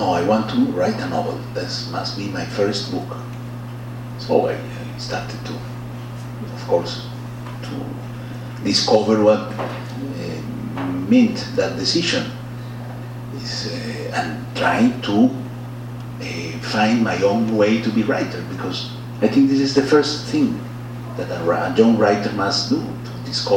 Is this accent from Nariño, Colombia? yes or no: no; Bogotá, Bogotá Capital District, Colombia; English is a second language; moved away as an adult; also born or lived in Spain; I was born in Bogota, and my whole childhood and teenagers were in Bogota.